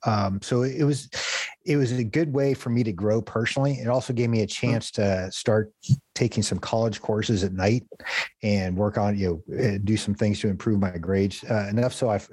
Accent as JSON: {"language": "English", "town": "San Diego", "region": "California", "country": "United States", "tie": "born or raised there", "moved": "as an adult", "said": "I'm originally from San Diego, California. I grew up, did a lot of surfing, used to make surfboards"}